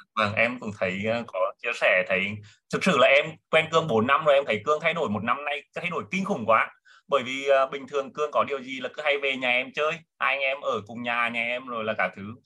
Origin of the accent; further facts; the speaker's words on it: Nghệ An, Vietnam; em đến từ Nghệ An sinh năm 1983